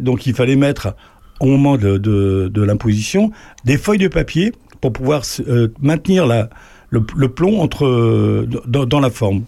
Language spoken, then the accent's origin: French; Lisieux, Normandy, France; moved away; also born or lived in Paris; je suis né à Lisieux